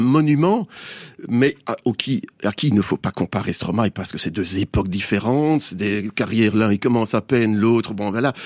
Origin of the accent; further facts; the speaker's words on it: Belgium; Il faut même plus dire qu'on est belge maintenant